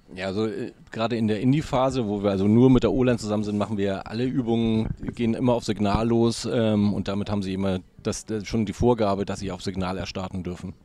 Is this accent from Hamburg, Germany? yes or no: yes; Hamburg, Germany; Ich bin ein waschechter Hamburger